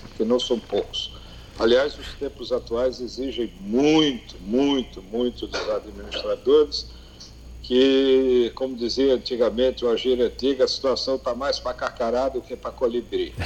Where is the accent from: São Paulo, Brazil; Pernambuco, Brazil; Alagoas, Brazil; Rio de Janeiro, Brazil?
Alagoas, Brazil; Maceió; estou há cinco anos como secretário municipal de saúde em Maceió, é, tentando retribuir ao povo da minha terra